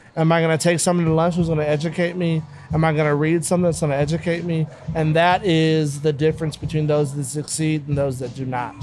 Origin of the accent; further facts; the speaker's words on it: Los Angeles, California, United States; I grew up in South